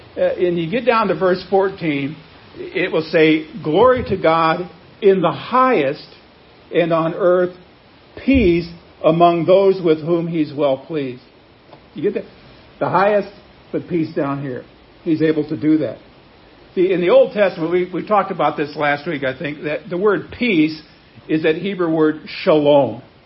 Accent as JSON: {"language": "English", "town": "Wheat Ridge", "region": "Colorado", "country": "United States", "tie": "born or raised there", "also_born_or_lived": "Chicago area", "moved": "yes", "lives_now": "Branson, United States", "said": "I was born in Wheat Ridge, Colorado, which is a suburb of another one, Denver"}